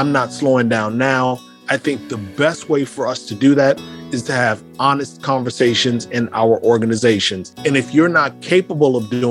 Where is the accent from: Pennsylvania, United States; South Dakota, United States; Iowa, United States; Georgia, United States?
Iowa, United States; Davenport; moved away as an adult; growing up in Davenport, Iowa